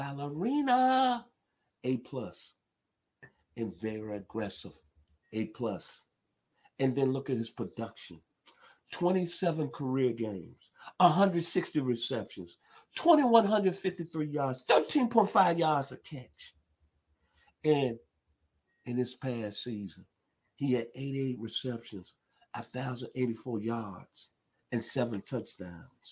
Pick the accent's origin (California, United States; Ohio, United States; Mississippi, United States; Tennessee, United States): Tennessee, United States; Memphis; my hometown, Memphis, Tennessee